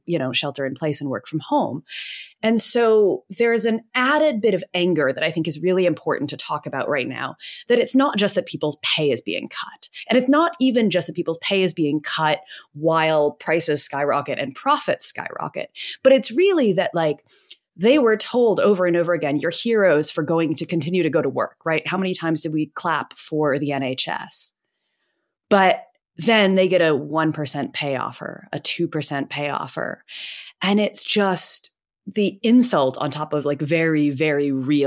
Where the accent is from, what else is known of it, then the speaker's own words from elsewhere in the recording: United States; moved away; I'm American.